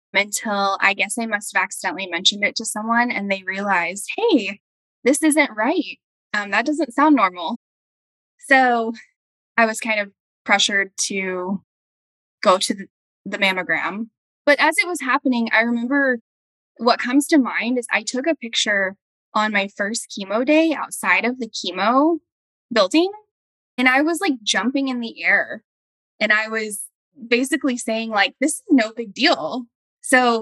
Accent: Dallas, Texas, United States; now in Denton, United States; I am from Dallas, Texas

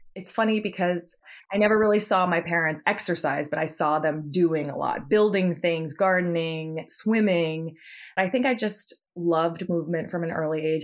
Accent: Martha's Vineyard, Massachusetts, United States; moved away as an adult; now in New York, United States; I grew up on Martha's Vineyard with Abby

